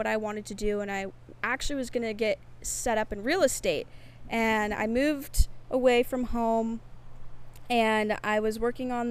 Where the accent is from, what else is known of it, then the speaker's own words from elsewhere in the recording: Bend, Oregon, United States; moved away; I grew up in a little town called Bend, Oregon